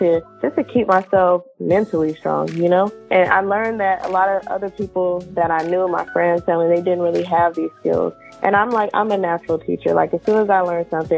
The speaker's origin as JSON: {"language": "English", "town": "Richmond", "region": "California", "country": "United States", "tie": "born or raised there", "said": "I grew up in Richmond, California"}